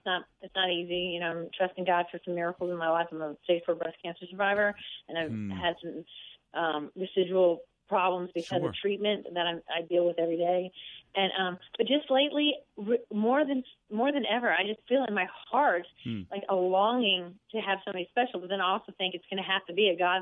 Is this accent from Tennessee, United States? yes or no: no; Bowie, Maryland, United States; I grew up in Bowie, Maryland